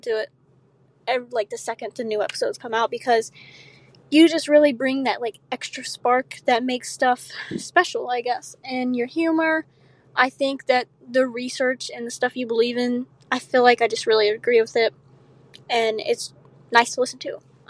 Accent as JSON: {"language": "English", "region": "Louisiana", "country": "United States", "said": "Hi, guys. I'm from Louisiana"}